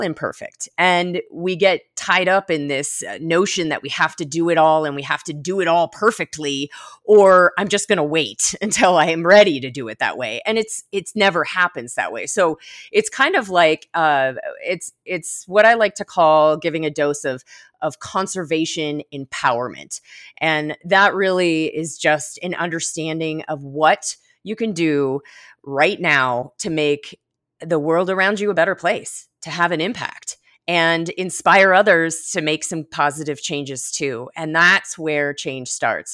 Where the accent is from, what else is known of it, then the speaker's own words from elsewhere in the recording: Florida Keys, United States; also born or lived in Miami Beach; now in Colorado, United States; I grew up in the Florida Keys